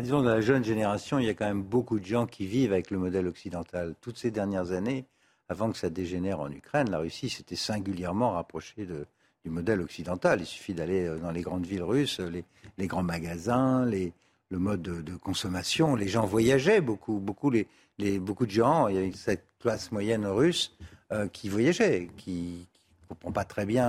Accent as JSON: {"language": "French", "country": "France", "said": "en tant que Français"}